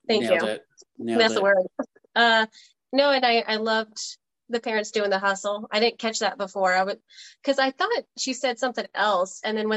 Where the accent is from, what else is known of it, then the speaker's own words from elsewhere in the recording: New Orleans, Louisiana, United States; I'm from New Orleans